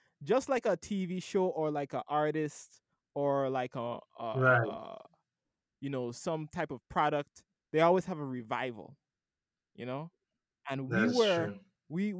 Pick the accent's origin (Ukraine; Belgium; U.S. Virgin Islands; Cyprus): U.S. Virgin Islands; when I was growing up in St. Thomas